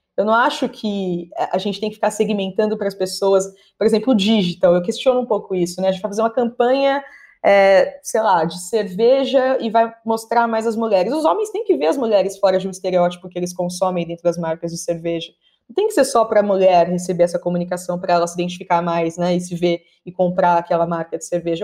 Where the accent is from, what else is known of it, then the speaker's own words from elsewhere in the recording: São Paulo, Brazil; Eu sou nascida em São Paulo